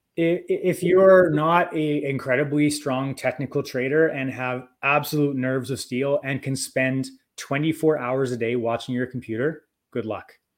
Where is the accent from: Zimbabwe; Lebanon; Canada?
Canada; I'm Canadian